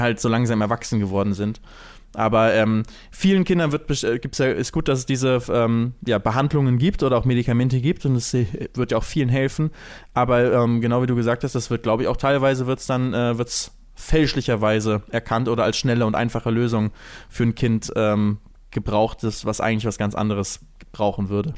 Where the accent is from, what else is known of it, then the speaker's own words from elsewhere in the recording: Lübeck, Schleswig-Holstein, Germany; now in Cologne, Germany; Wenn ich immer zurück in meine Heimatstadt ne, nach Lübeck gehe